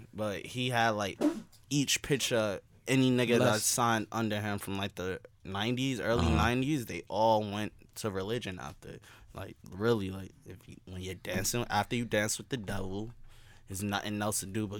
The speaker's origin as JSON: {"language": "English", "town": "New York City", "region": "New York", "country": "United States", "said": "I'm from Brooklyn."}